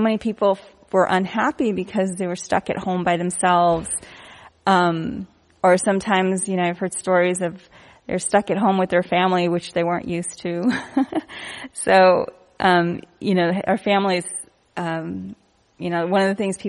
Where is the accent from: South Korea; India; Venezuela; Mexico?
India; I'm Indian